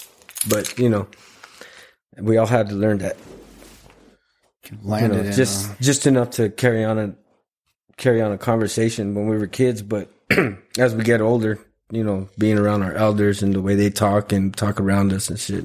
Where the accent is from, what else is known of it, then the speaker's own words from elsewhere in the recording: Tucson, Arizona, United States; first language Spanish; English is a second language; moved away as an adult; also born or lived in Mexico; now in Alabama, United States; Well, I was born in Tucson. And then, about 2 or 3 years old, I obviously don't remember that, but my father took me to Mexico, and then I came back when I was 7.